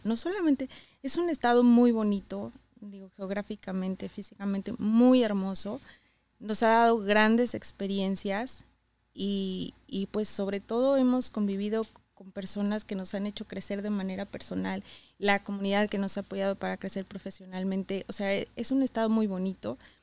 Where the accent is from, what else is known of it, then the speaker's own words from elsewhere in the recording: San Luis de la Paz, Guanajuato, Mexico; moved away as an adult; also born or lived in León, Guanajuato / Querétaro; now in United States; Yo nací en León, pero crecí en San Luis de la Paz, Guanajuato.